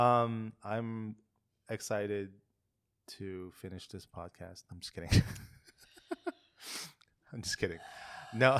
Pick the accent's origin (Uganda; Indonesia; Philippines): Philippines; moved away; when I was growing up in the Philippines.